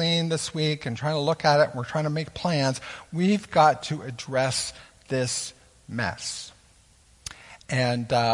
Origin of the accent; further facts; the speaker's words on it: Canada; as Canadian citizens